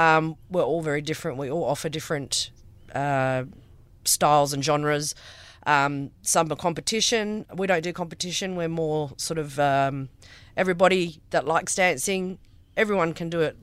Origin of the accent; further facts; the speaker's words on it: Karratha, Western Australia, Australia; also born or lived in Kalgoorlie; we moved here when I was six, a good forty years ago.